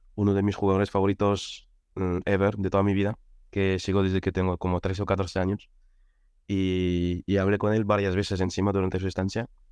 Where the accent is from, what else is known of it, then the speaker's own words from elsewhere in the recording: France; Spanish is a second language; moved away as an adult; also born or lived in Catalonia; now in Madrid, Spain; Y yo soy francés, llevo aquí en España cinco años, llegué en 2018